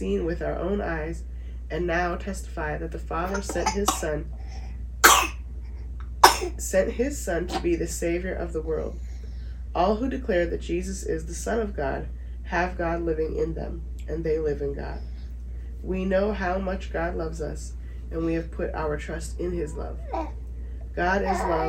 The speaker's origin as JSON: {"language": "English", "town": "Dartmouth", "region": "Nova Scotia", "country": "Canada", "tie": "born or raised there", "moved": "as an adult", "said": "I'm from Dartmouth, Nova Scotia, Canada. Born and raised, moved away when I was 20."}